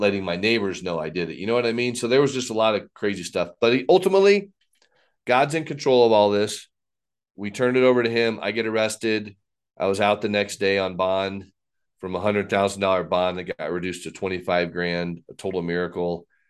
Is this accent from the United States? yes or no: yes; Texas, United States; also born or lived in Fort Wayne, Indiana, United States; growing up in Indiana, moved to Texas in fourth grade